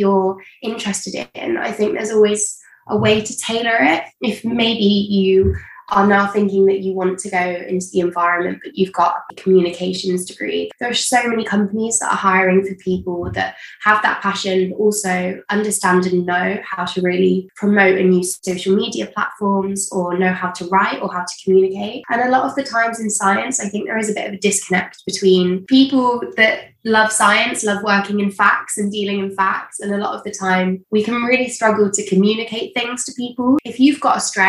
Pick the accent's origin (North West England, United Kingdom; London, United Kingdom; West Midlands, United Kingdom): North West England, United Kingdom; Manchester; now in Jersey; originally from Manchester in the UK